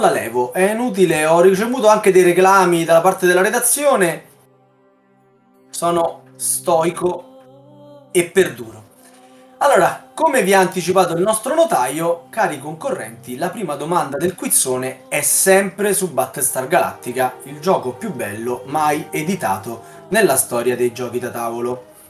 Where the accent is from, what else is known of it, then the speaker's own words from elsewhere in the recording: Southern Italy, Italy; lo dico da terrone anch'io